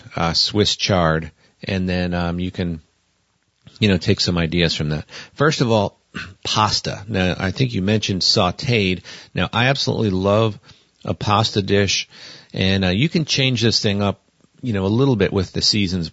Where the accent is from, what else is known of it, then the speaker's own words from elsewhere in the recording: Northeast, United States; also born or lived in the South; now in Montana, United States; growing up in the Northeast